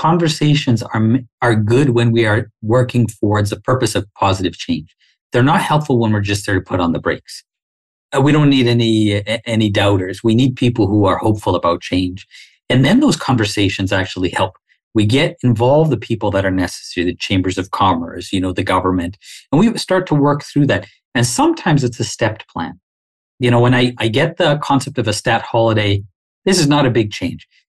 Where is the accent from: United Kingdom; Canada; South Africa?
Canada; Like, I don't know another way of being Canadian than being a Muslim, right?